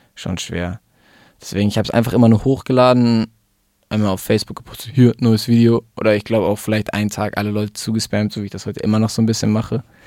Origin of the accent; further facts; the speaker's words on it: Hamburg, Germany; moved away as an adult; also born or lived in Munich; now in Italy; Ich bin in München geboren. Bin dann, glaube ich, nach der zweiten Klasse mit meiner Mutter nach Hamburg gezogen.